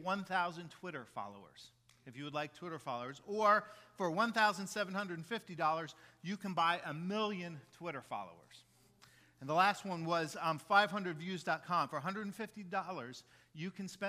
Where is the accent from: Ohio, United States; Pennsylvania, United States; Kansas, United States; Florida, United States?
Florida, United States; Jacksonville; also born or lived in Maitland, Florida; We moved from Maitland, Florida, where my dad had been the associate at the church there in Maitland, moved to Jacksonville.